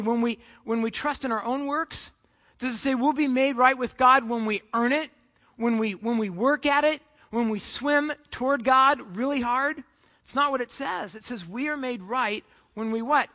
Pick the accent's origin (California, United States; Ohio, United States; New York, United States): California, United States; Southern; I grew up in Southern California, just about you know 20 minutes from uh, the beach